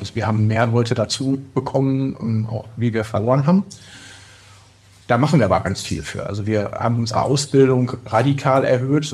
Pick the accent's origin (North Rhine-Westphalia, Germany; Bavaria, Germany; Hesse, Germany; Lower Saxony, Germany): North Rhine-Westphalia, Germany; Bochum; ich bin 44 und als Bochumer Kind des Ruhrgebiets